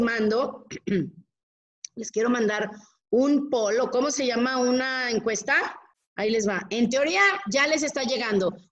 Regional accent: Mexico; así somos los mexicanos

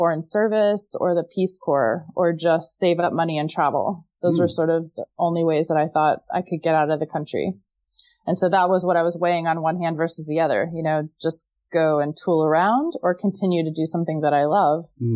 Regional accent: Texas, United States; moved away as an adult; now in Amsterdam, Netherlands; I got married at 22 because I'm from Texas and that's what you do when you're from Texas.

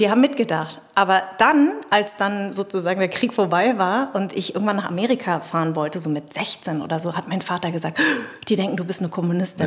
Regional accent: Darmstadt, Hesse, Germany; bin in Darmstadt geboren und meine Eltern kommen aus Vietnam

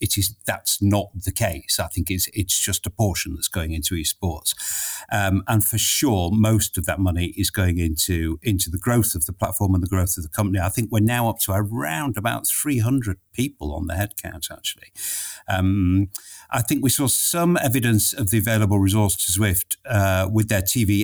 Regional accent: Harrogate, Yorkshire and the Humber, United Kingdom; my hometown

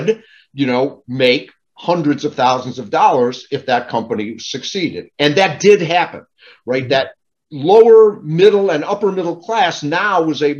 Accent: Detroit, Michigan, United States; I grew up in Detroit

